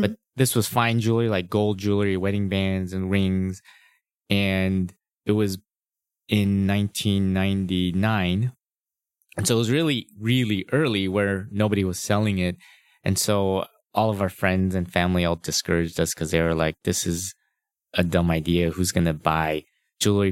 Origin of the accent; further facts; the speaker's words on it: La Cañada Flintridge, California, United States; I'm a Los Angeles native. I was born and raised in Los Angeles. I, uh, grew up in La Cunada, which is near Pasadena and Glendale